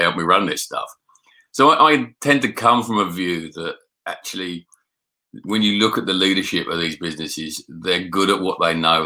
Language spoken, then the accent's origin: English; London, United Kingdom; moved away as an adult; also born or lived in Scotland / Yorkshire; I was born in South East London.